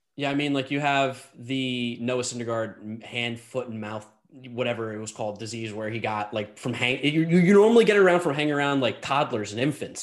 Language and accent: English; United States; growing up in New Jersey, New York area